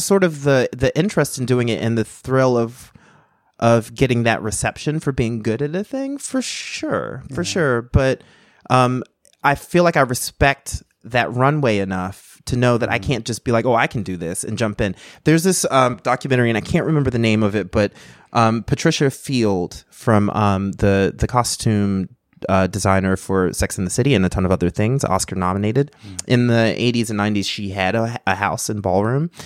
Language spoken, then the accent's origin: English; North Carolina, United States; I grew up in North Carolina